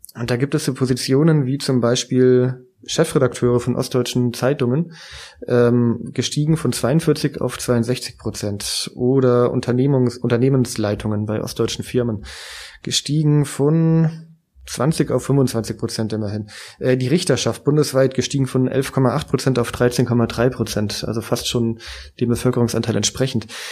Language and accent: German; Baden-Württemberg, Germany; moved away; ich bin im Südwesten aufgewachsen.